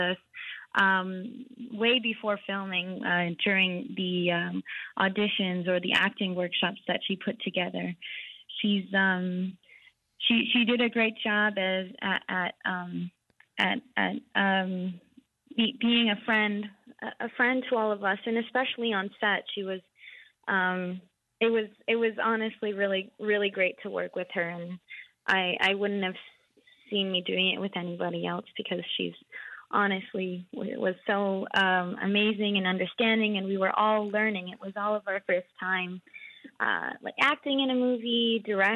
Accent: Iqaluit, Nunavut, Canada; we're all from, born and raised in Iqaluit

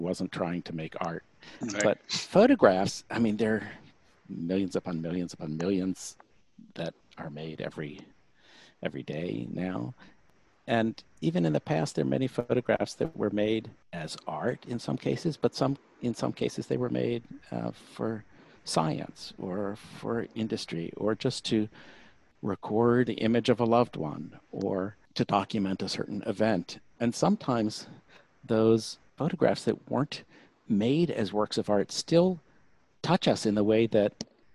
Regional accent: Baltimore, Maryland, United States; moved away as an adult; now in Houston, United States; I grew up in Baltimore, so I took art classes at the Baltimore Museum of Art

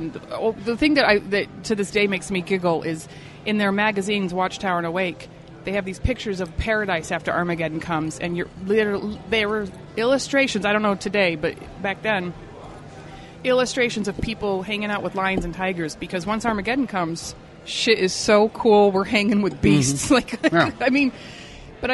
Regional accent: Salt Lake City, Utah, United States; We grew up in Section 8 houses.

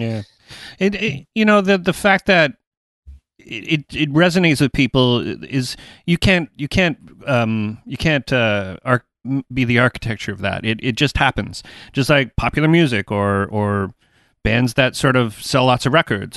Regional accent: Toronto, Ontario, Canada; I'm from Toronto. I live outside of Toronto.

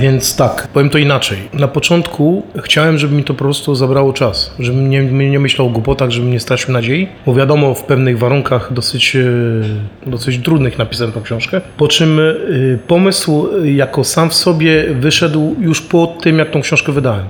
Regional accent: Poland; moved away as an adult; now in France

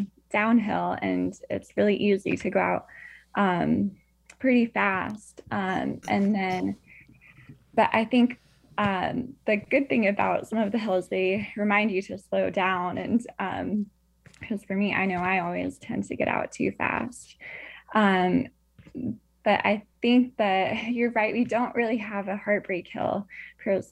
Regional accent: Nebraska, United States; now in Charlotte, United States; I'm from Nebraska as well, and the land of the flatlands and plains

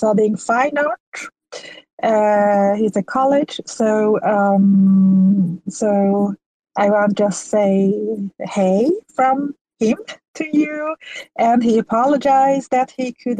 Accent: Iran; first language Persian; English is a second language; now in Sweden; my first language is Persian. I live in Sweden, but I'm from Iran

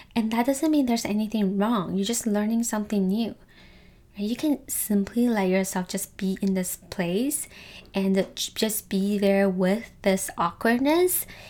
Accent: Canada; also born or lived in Taiwan; as an Asian person myself, I am Taiwanese Canadian

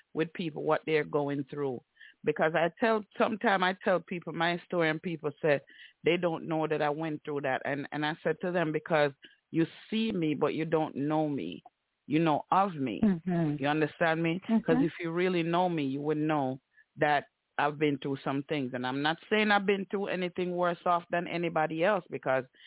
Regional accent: Jamaica; we grew up in Jamaica with our culture

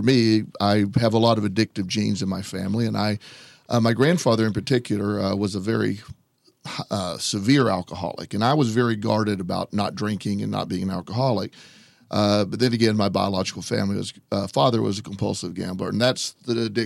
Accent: Plant City, Florida, United States; I grew up in Florida, a little town called Plant City. It's just a little bit east of Tampa.

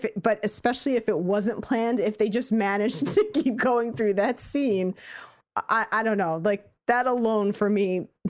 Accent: United Kingdom; I think as a Brit, I could see him differently because I'm used to hearing him with an American accent.

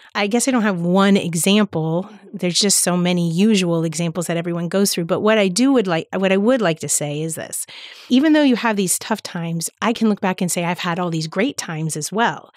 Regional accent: Palm Beach County, Florida, United States; I grew up in Palm Beach County, so that's where the church that I attend is

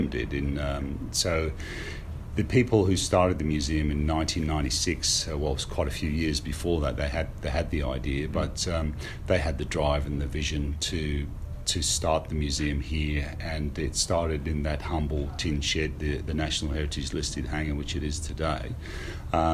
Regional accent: United Kingdom; moved away as an adult; also born or lived in Sydney, Australia; now in Australia; I grew up in the UK

